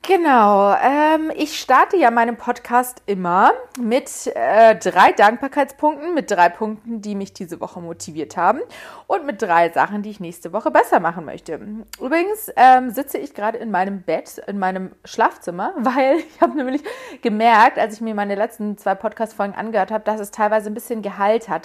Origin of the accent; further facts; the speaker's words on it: Munich, Bavaria, Germany; moved away as an adult; now in Berlin, Germany; Ich komme ursprünglich aus München und ich muss sagen, ich habe in München tatsächlich auch eine Wohnung gesucht. Ich habe mir dann gesagt, okay, ich möchte jetzt ausziehen. Ich habe noch bei meinen Eltern gewohnt